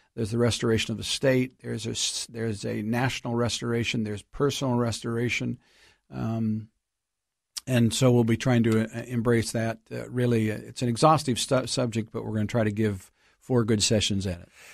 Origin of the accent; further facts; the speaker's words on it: United States; moved away; being an American living outside the country for more than twenty-five years